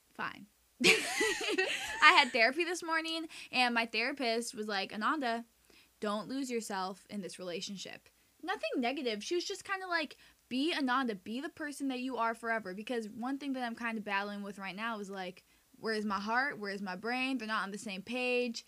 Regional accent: United States; first language Spanish; English is a second language; also born or lived in Santiago, Chile; we moved back to the United States when I was 2 when my mom got pregnant with my brother

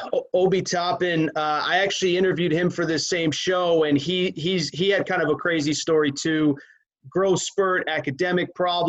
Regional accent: Connecticut, United States; I grew up in Connecticut, and it rains all the time in the summer

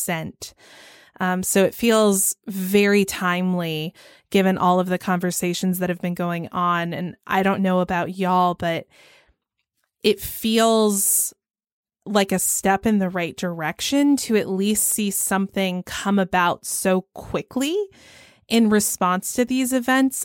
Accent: Georgia, United States; I'm from Georgia

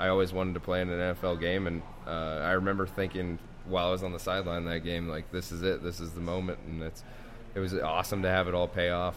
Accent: Spokane, Washington, United States; moved away as an adult; now in Detroit, United States; growing up in Spokane

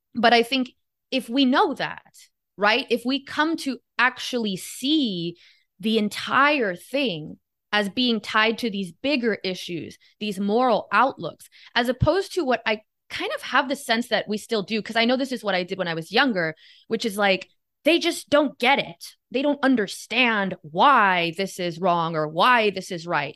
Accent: Miami, Florida, United States; I was born and raised in Miami

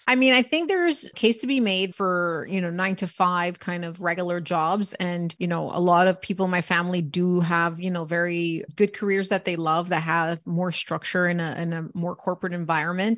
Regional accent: Canada; born and raised in Canada

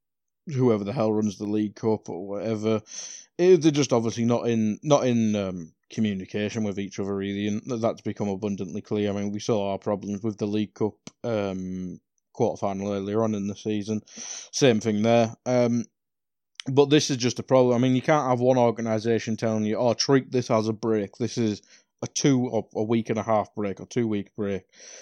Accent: North East England, United Kingdom; I am from North East.

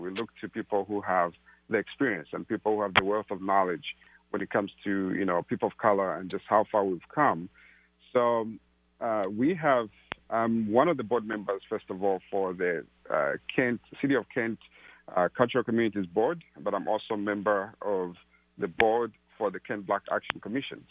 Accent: Zambia; moved away as an adult; also born or lived in Malawi; now in Seattle, United States; I grew up in Zambia and uh, originally from Malawi

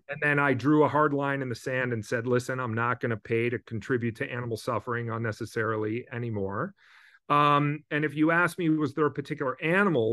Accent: Midwest, United States; moved away as an adult; now in West Coast, United States; I grew up in the Midwest. I moved to the West Coast over twenty years ago now.

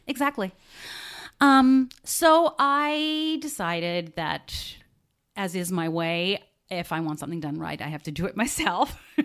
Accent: Australia; moved away; I grew up in Australia

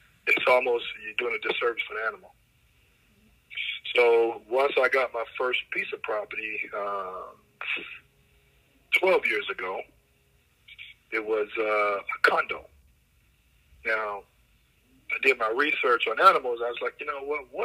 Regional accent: Jackson, Mississippi, United States; I'm originally from the South, Jackson, Mississippi

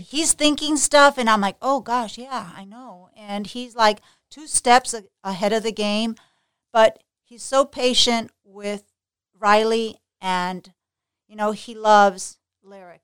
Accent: Puerto Rico; moved away as an adult; also born or lived in New York City, United States; now in Florida, United States; I was born in New York City, but I was raised in Puerto Rico, so I went to a private high school, private college in Puerto Rico

